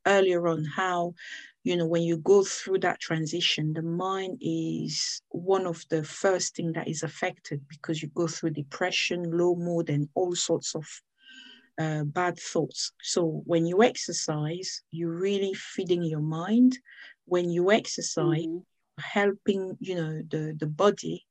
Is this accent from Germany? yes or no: no; Cameroon; now in United Kingdom; I'm from Cameroon, but I live in the United Kingdom.